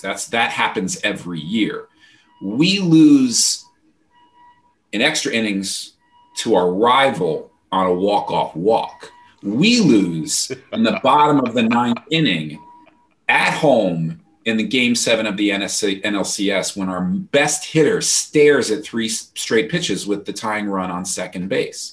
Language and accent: English; Peekskill, New York, United States; now in Boston, United States; I, am from about an hour north of New York City, not far enough to call upstate, but Peekskill.